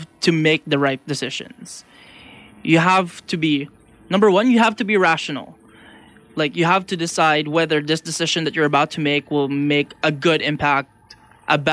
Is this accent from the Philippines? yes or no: yes; Philippines; also born or lived in Ottawa, Canada; now in Vancouver, Canada; I'm from the Philippines and I moved to Ottawa